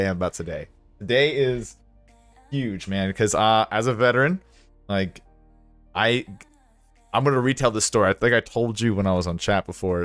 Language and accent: English; Jacksonville, Florida, United States; moved away; I grew up in Jacksonville, and then get into the service